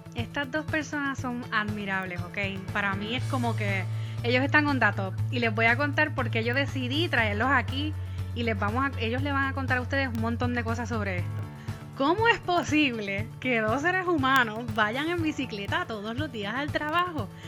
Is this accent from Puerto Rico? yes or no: yes; Puerto Rico; moved away; yo soy la boricua fuera de la isla